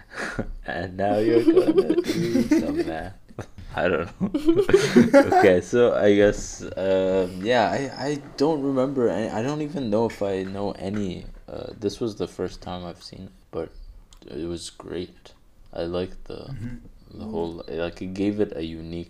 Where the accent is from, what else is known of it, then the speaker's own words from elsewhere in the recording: Egypt; if I was not from Egypt